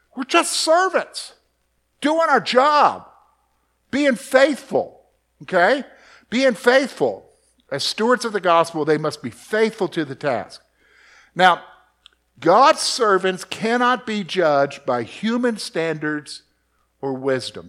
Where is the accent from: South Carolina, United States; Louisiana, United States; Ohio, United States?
South Carolina, United States; Columbia; moved away; I grew up in Columbia, South Carolina